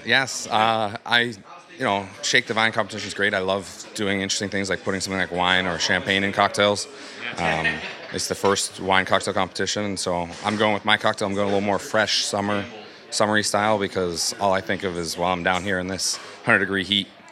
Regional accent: Pittsburgh, Pennsylvania, United States; I'm from Pittsburgh, Pennsylvania.

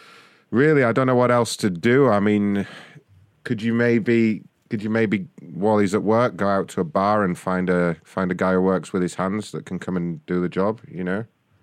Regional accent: London, United Kingdom; London. Yeah, I'm a...

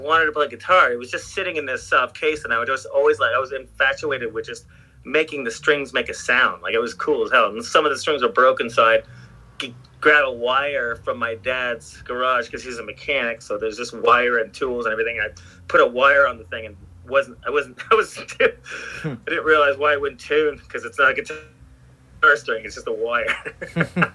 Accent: Sarnia, Ontario, Canada; moved away as an adult; now in California, United States; I grew up in like a small town called Sarnia, Ontario

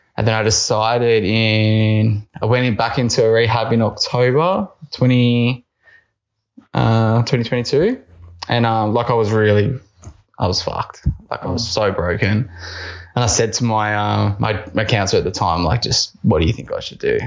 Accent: Melbourne, Victoria, Australia; moved away; I'm from Melbourne.

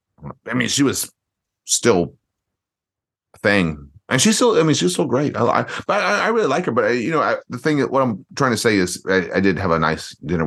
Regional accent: Raleigh, North Carolina, United States; now in Tokyo, Japan; I'm basically from Raleigh, North Carolina.

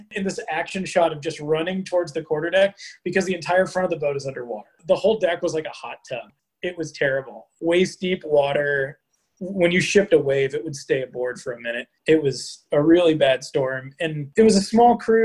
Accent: California, United States; moved away as an adult; now in Pacific Northwest, United States; I grew up in California

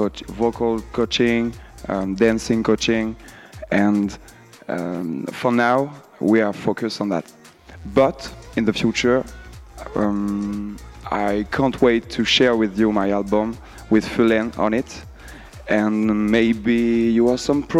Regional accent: Brittany, France; We are from Brittany.

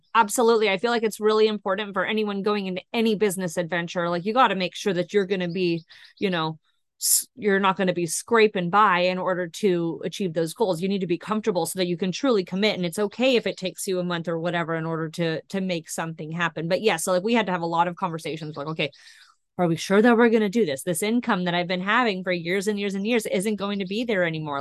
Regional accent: Northern California, United States; moved away as an adult; also born or lived in Rocklin, California; now in Long Beach, United States; I'm actually from Northern California

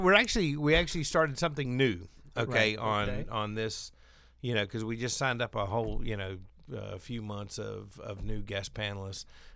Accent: North Carolina, United States; moved away; my home state

